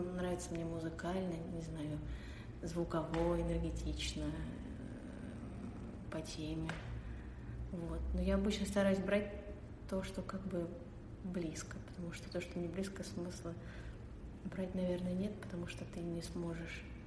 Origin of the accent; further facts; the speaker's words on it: Dmitrov, Moscow Oblast, Russia; Я из Подмосковья, из города Дмитров